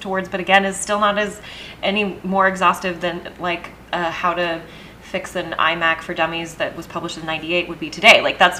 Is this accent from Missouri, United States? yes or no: no; Texas, United States; I grew up in Texas for most of my life